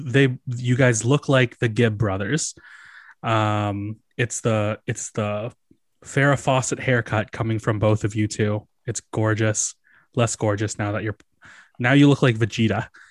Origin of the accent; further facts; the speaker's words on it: Canada; we're all Canadian